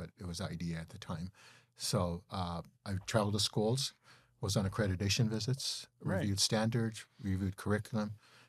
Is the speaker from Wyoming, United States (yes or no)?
yes; Cheyenne, Wyoming, United States; Born and raised in Cheyenne.